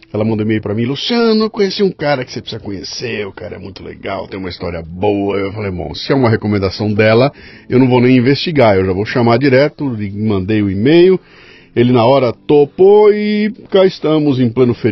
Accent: Marília, São Paulo, Brazil; born or raised there

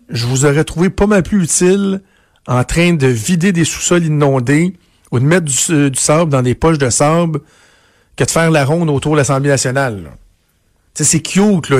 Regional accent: Canada; chez nous, au Canada

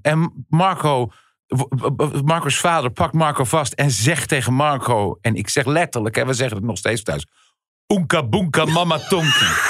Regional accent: Goeree-Overflakkee, South Holland islands, Netherlands; Ik kom van de Zuid-Hollandse eilanden, Goeree Overflakkee

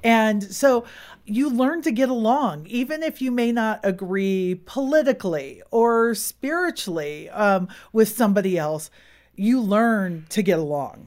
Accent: Silicon Valley, California, United States; moved away as an adult; we really didn't grow up with seasons. We're from Silicon Valley

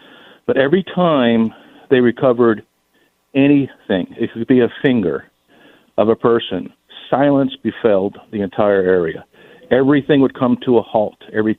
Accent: New York City, New York, United States; moved away; I grew up as a child in New York City, and I spent time there growing up.

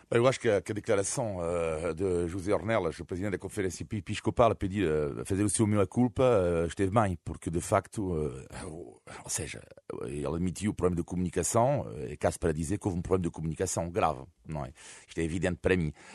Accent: Brittany, France; now in Portugal; eu sou de, fui cresci na Bretanha

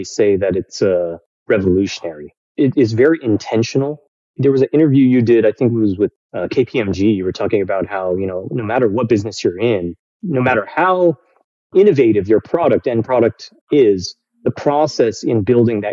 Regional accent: Bay Area, California, United States; moved away as an adult; also born or lived in New York City; I was born in the Bay Area, California.

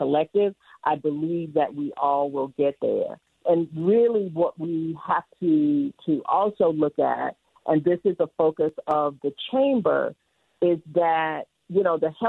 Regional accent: Louisiana, United States; now in Utah, United States; I'm a girl from Louisiana, spend a lot of time in New Orleans

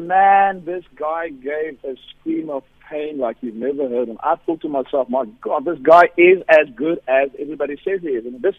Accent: South Africa; I, being a South African white guy

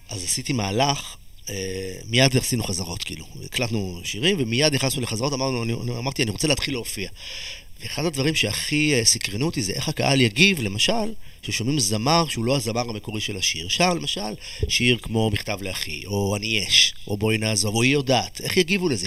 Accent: Israel; moved away; הילדות שלי בקיבוץ

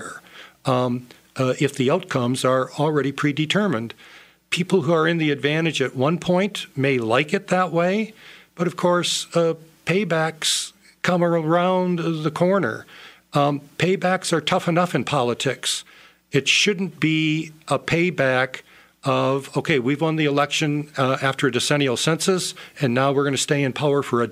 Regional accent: United States; we Americans

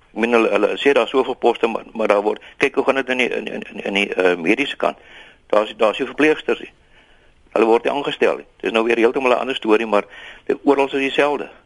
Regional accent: Eastern Cape, South Africa; ek is van die Ooskaap

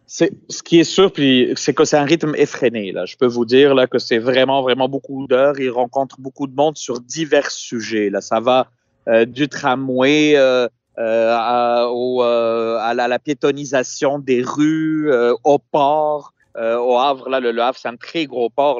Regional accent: Tunis, Tunis Governorate, Tunisia; now in Quebec, Canada; Je suis effectivement dans ma ville natale à Tunis

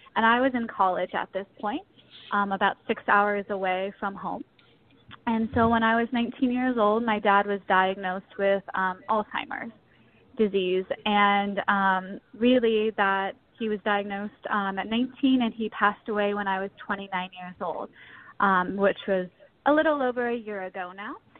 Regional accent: South Pasadena, California, United States; now in St. Paul, United States; I was born and raised in South Pasadena, California

